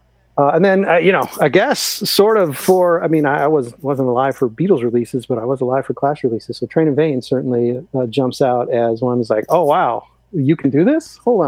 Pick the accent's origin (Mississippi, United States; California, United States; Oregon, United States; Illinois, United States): Illinois, United States; Chicago; as a Chicagoan, as an Illinoisan, an album dear to my heart